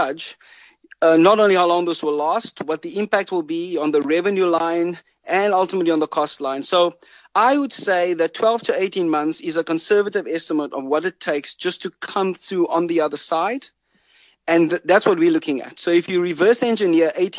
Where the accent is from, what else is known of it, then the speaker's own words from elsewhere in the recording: South Africa; as a South African